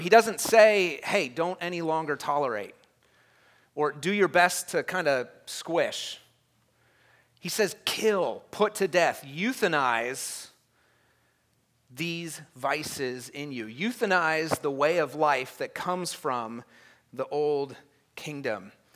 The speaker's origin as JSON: {"language": "English", "country": "United States"}